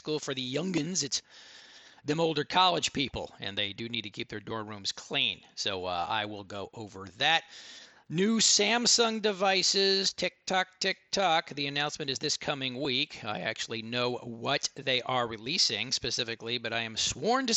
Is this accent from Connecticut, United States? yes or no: no; Dallas, Texas, United States; I grew up in Dallas. I went to DISD